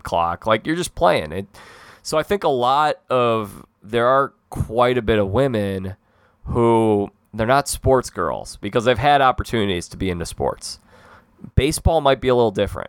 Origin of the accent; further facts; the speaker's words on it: Midwest, United States; I'm a Midwesterner through and through